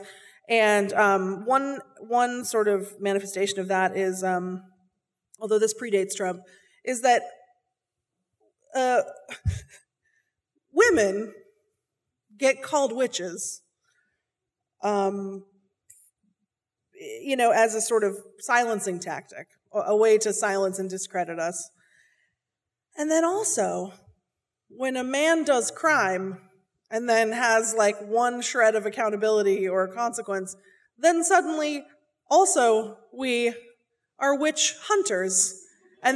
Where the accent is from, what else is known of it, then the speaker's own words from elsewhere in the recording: Seattle, Washington, United States; I'm from Seattle. I'm from Seattle. My parents are from Seattle. We all went to the same high school, not at the same time. And growing up in Seattle